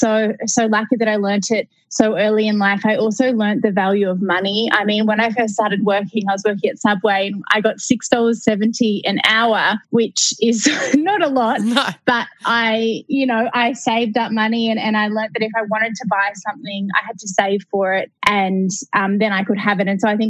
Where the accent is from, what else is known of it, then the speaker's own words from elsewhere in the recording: Melbourne, Victoria, Australia; So I grew up in Melbourne in Australia, and I didn't know what I wanted to do.